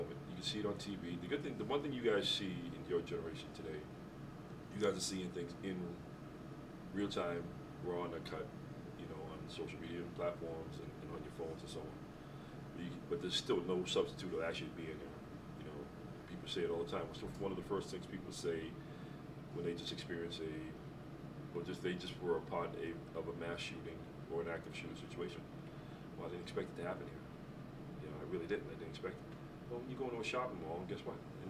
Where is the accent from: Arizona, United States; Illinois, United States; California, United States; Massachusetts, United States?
Massachusetts, United States; Boston; growing up in Boston in the city